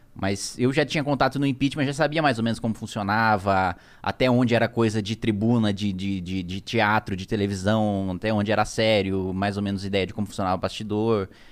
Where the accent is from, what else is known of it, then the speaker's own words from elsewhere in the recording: Indaiatuba, São Paulo, Brazil; also born or lived in Salto, São Paulo; eu fui criado em Dayatuba, que é uma cidade do lado. Uhum. Tudo ali na região de Campinas